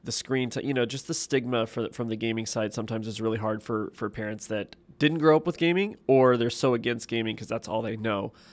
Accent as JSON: {"language": "English", "region": "Ohio", "country": "United States", "moved": "yes", "lives_now": "Texas, United States", "said": "I'm from Texas, originally from Ohio"}